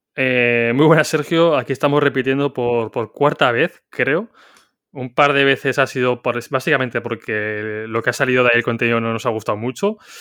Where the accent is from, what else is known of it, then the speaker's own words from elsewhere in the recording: Zaragoza, Aragon, Spain; yo soy de Zaragoza